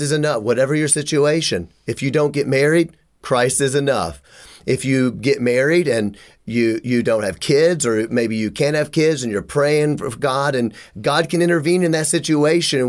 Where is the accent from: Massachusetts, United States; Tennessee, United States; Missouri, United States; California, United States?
Tennessee, United States; Memphis; I'm from Memphis